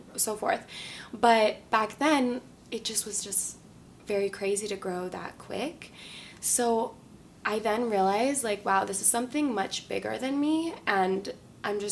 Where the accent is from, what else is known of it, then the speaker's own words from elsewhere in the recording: San Diego, California, United States; moved away as an adult; now in Los Angeles, United States; I'm from San Diego, born and raised in a really like small little area by the beach, very chill